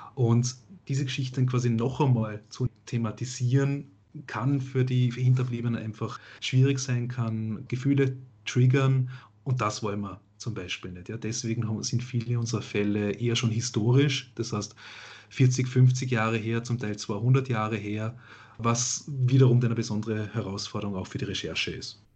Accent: Vorarlberg, Austria; Radio Vorarlberg, ja? was hören die Leute, wo ich herkomme

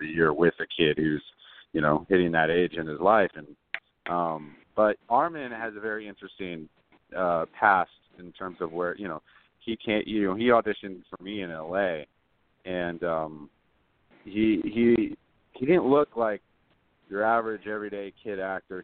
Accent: Los Angeles, California, United States; I'm from Los Angeles

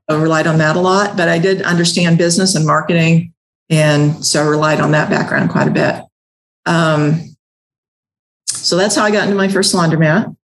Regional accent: the Ozarks, Southwest Missouri, United States; accent: twang; born and raised in Southwest Missouri um, in the Ozarks. So I got a little bit of a twang

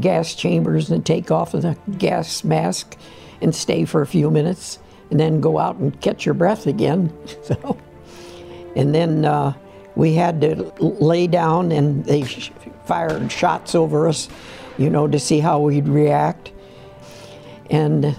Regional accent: Canton, Ohio, United States; my mother and dad had a restaurant in downtown Canton, and we had a hotel up above the restaurant, and that's where I was raised

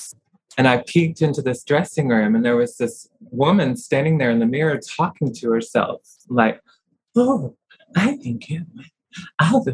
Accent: Oklahoma, United States; I grew up in Oklahoma and I had relatives in Texas as well

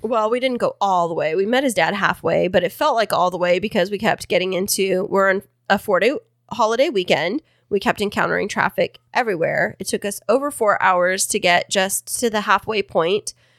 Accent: Kingsburg, California, United States; my hometown of Kingsburg

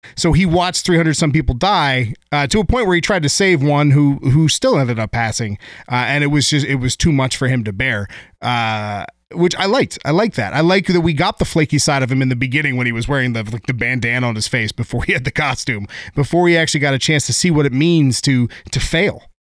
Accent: San Diego, California, United States; I grew up in San Diego

